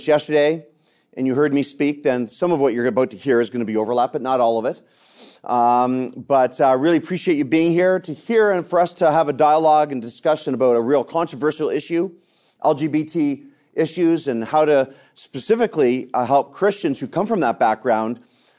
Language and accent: English; Canada; I'm an evangelist from Canada. I've led several different churches across Canada in the denomination that I belong to.